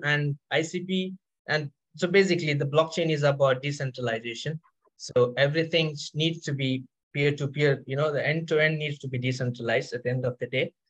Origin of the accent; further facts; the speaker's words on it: India; now in Paris, France; I'm currently based out in Paris. So I am basically from India.